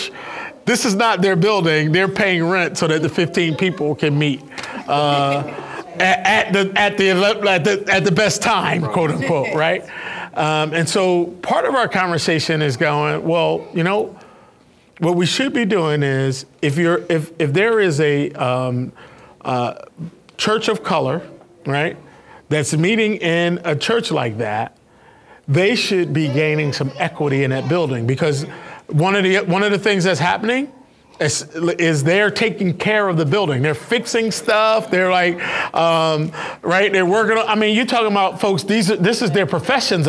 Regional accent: Philadelphia, Pennsylvania, United States; moved away; I'm from Philadelphia

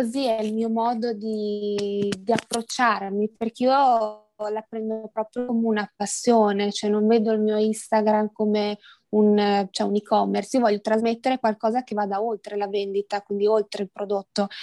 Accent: Verona, Veneto, Italy; ho 22 anni, sono di Verona

